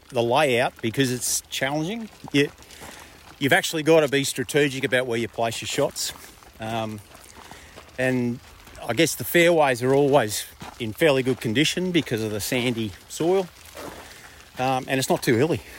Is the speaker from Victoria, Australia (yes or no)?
yes; Bendigo, Victoria, Australia; Yeah, I grew up in Bendigo.